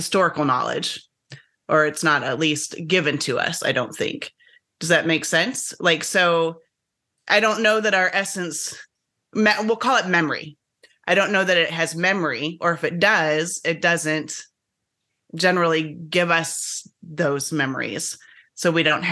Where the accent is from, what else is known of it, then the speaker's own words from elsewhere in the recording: United States; growing up in the United States, and I didn't grow up in a religious family at all